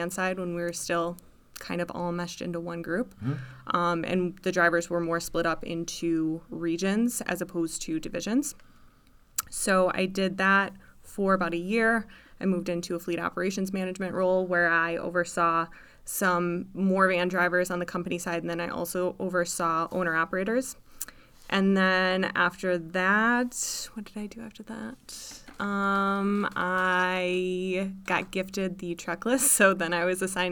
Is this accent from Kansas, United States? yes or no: no; Stevens Point, Wisconsin, United States; also born or lived in Eau Claire; now in Marshfield, United States; I'm from Stevens Point, so about 40 miles away.